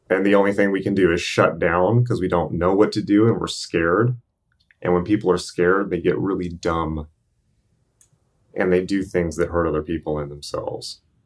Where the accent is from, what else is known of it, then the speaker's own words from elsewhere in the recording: United States; I'm American